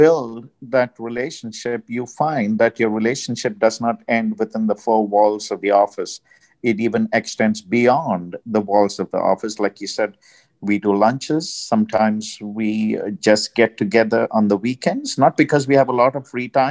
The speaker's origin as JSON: {"language": "English", "country": "India", "moved": "yes", "lives_now": "United States", "said": "I'm from India."}